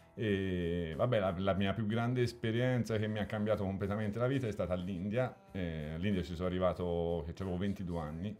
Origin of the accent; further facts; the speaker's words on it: Elba, Tuscany, Italy; il tornare all'Elba è sempre stata una cosa fondamentale. Cioè, quando, quando ero all'Elba dovevo scappare, quando ero fuori dovevo tornare.